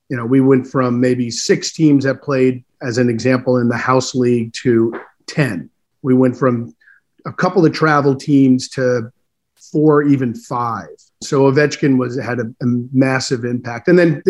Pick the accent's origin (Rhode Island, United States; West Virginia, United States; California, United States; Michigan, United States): Rhode Island, United States; now in Maryland, United States; I grew up in Rhode Island playing hockey up there.